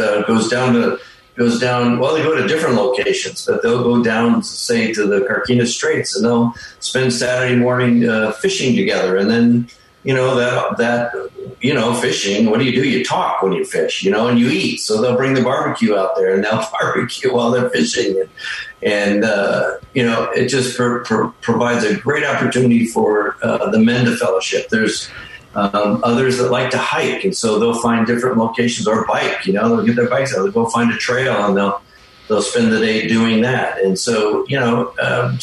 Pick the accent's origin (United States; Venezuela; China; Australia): United States; Minnesota; moved away as an adult; also born or lived in Western Nebraska / Bay Area, California; now in Vallejo, United States; we're originally from Minnesota